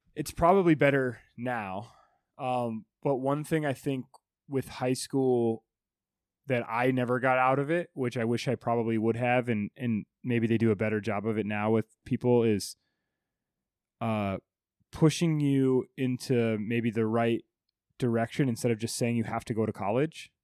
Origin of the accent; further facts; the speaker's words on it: Alta, Iowa, United States; moved away as an adult; also born or lived in Orlando, Florida; now in New York, United States; I'm moving from Iowa, a little town, to Florida, Orlando